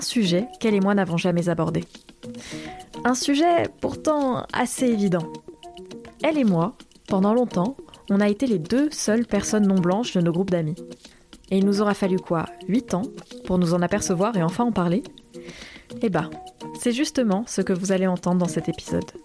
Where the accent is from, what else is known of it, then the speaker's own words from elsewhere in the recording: Limousin, Nouvelle-Aquitaine, France; Ça remonte à mes 12 ans, quand avec ma famille, on a déménagé d'une ville de la Diagonale du Vide vers une autre ville, toujours dans la Diagonale du Vide. Et c'est dans un collège du Limousin